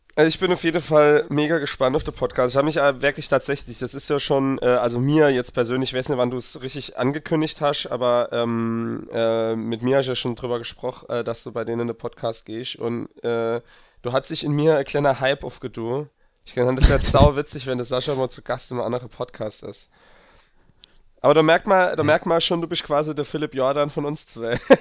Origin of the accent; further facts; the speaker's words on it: near the Saarland border, Rhineland-Palatinate, Germany; ich bin ja quasi an das saarländische Grenz groß war